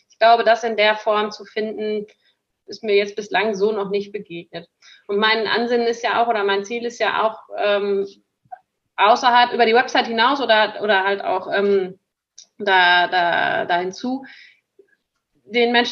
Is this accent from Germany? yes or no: yes; North Rhine-Westphalia, Germany; denn ich bin ja auf dem Bauernhof groß geworden, tatsächlich, in Münsterland